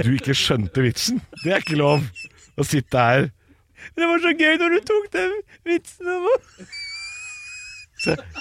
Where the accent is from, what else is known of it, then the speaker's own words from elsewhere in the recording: Eastern Norway, Norway; jeg er jo østlending sjøl. Bodd hele livet på Østlandet.